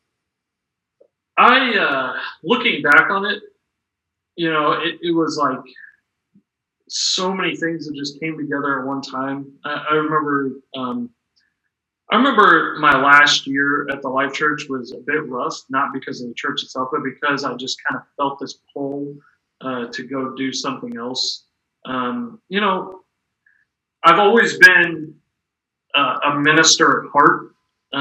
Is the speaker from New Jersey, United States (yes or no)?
no; Kansas City, Missouri, United States; moved away as an adult; also born or lived in Philadelphia / Salt Lake City; I'm from Kansas City, Missouri